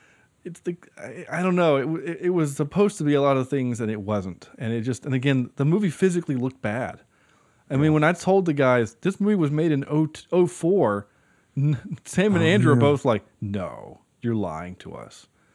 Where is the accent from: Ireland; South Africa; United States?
Ireland; know, I am Irish, so.